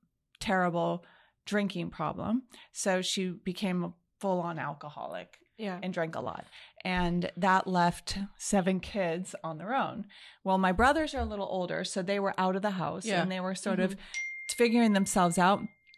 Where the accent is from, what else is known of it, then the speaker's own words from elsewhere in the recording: Los Angeles, California, United States; I was raised in the San Fernando Valley. That's a very large area.